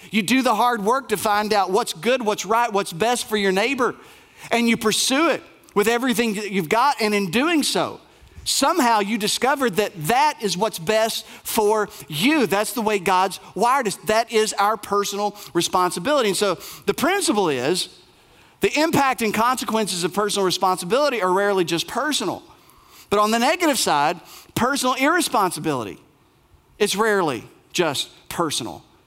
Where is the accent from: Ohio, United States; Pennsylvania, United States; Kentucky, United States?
Kentucky, United States; Bell County, Appalachia; I grew up in Bell County, uh, Appalachia